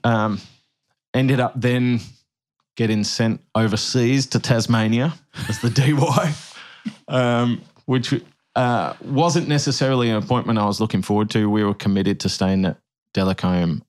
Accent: Birmingham, West Midlands, United Kingdom; when I was 12 in Kids Church in Woodgate Valley in the UK

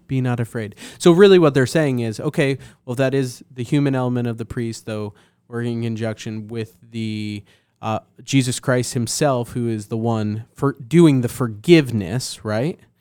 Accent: Northeast, United States; moved away; also born or lived in New Jersey; growing up in the Northeast

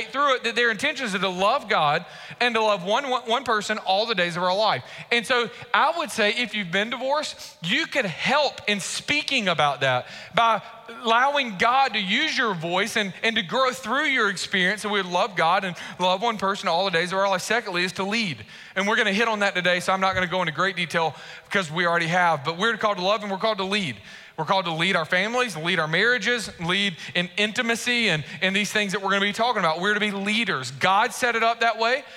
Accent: Warner Robins, Georgia, United States; moved away; also born or lived in Macon, Georgia / Raleigh-Durham, North Carolina; I grew up in Warner Robins when Warner Robins was smaller. When I moved to Warner Robins, we moved from Macon

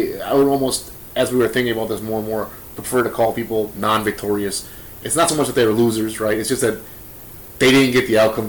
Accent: Milwaukee, Wisconsin, United States; we're from Milwaukee.

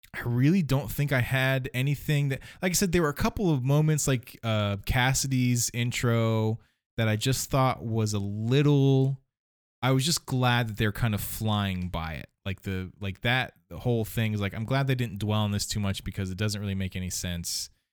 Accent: Ohio, United States; I'm from Ohio

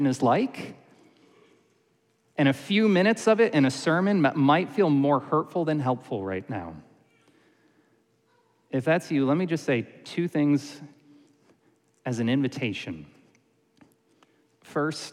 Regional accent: Syracuse, New York, United States; I grew up in Syracuse, New York

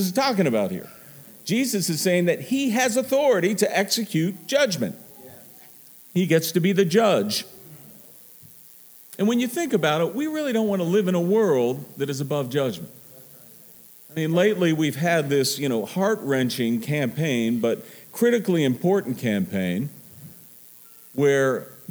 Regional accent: Pittsburgh, Pennsylvania, United States; I'm from Pittsburgh

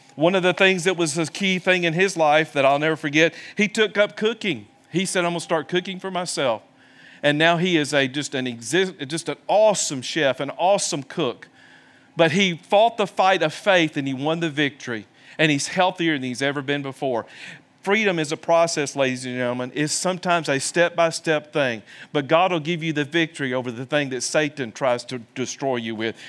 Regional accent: the South, United States; moved away; also born or lived in Birmingham, Alabama; I come from the South

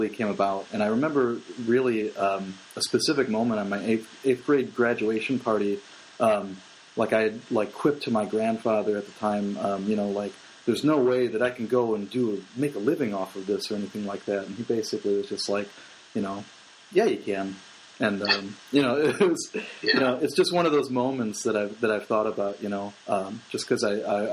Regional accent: Roselle, Illinois, United States; I grew up in Roselle

